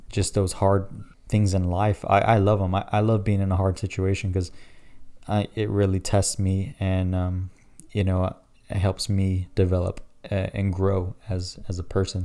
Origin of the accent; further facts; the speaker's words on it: Dallas, Texas, United States; born and raised in Dallas, the best city out there